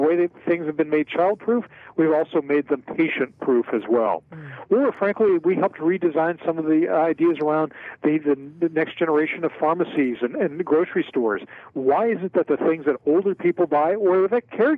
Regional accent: Philadelphia, Pennsylvania, United States; a lifetime of scrapple and cheesesteaks growing up in Philadelphia

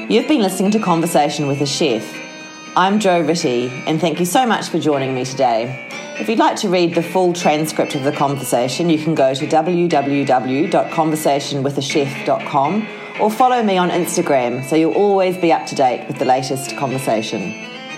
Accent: Christchurch, Canterbury, New Zealand; moved away; when I went back to my hometown, Christchurch in New Zealand

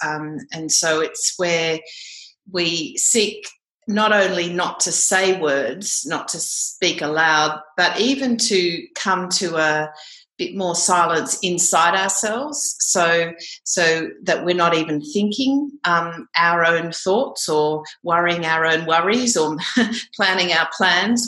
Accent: Canberra, Australian Capital Territory, Australia; I grew up in Canberra actually um, and still live here

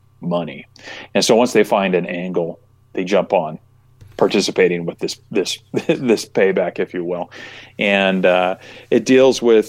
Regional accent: just outside of Lima, Ohio, United States; moved away; when I was young, I grew up just outside of Lima.

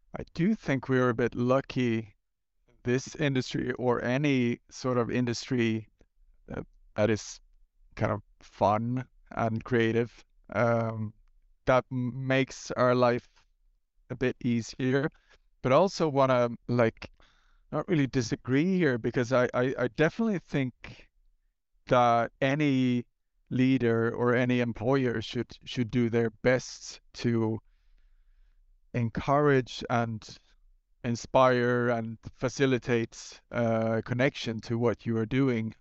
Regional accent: Gothenburg, Västra Götaland, Sweden; start a, uh, new coffee stain studio in Gothenburg, my hometown

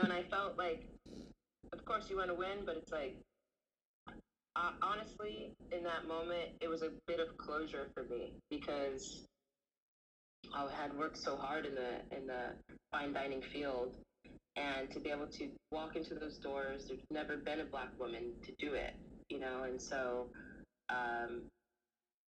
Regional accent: Los Angeles, California, United States; also born or lived in Antelope Valley / Santa Monica; I'm born and raised in Los Angeles, right? We moved to the Antelope Valley when I was 7 years old.

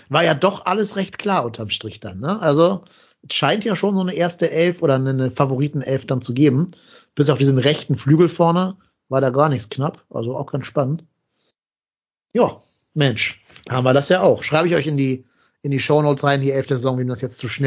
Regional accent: Remscheid, North Rhine-Westphalia, Germany; Bin ja eh in Remscheid, also in meiner Heimatstadt

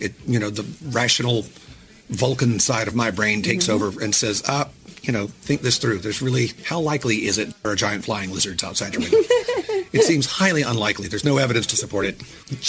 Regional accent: United States; being a American boy.

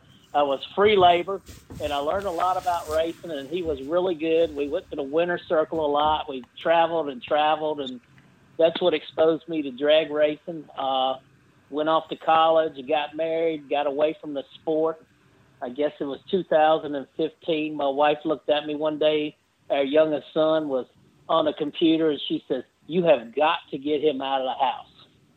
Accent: Lynchburg, Virginia, United States; when I was a teenager growing up in Lynchburg, Virginia

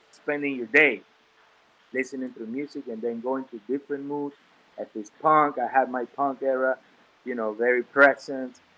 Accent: Venezuela; English is a second language; now in Miami, United States; growing up in in a Spanish speaking country and then moving to the US

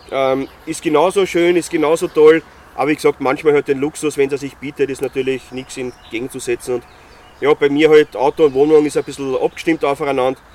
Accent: Styria, Austria; Wobei beim Skifahren bin ich jetzt nicht konform, ich bin Steirer.

